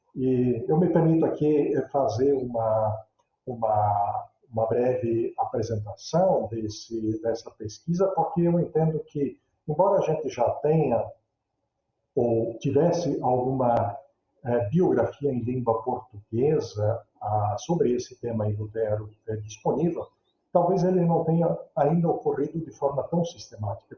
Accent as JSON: {"language": "Portuguese", "region": "interior of Santa Catarina", "country": "Brazil", "tie": "born or raised there", "moved": "as an adult", "lives_now": "São Leopoldo, Brazil", "said": "toda a minha história é, iniciada lá, já há algumas décadas atrás, no interior de Santa Catarina, onde eu nasci"}